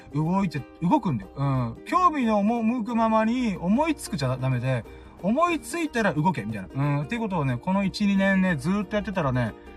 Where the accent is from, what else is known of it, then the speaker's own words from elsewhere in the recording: Okinawa, Japan; 沖縄生まれ沖縄育ち